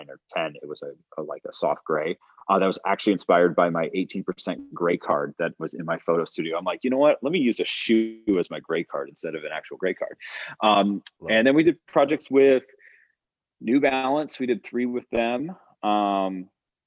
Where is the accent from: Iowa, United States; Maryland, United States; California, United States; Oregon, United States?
California, United States; Fresno; I was born in Fresno, California